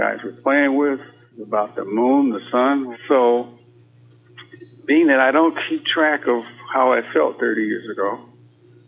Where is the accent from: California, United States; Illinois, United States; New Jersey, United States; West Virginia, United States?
Illinois, United States; Chicago; growing up in Chicago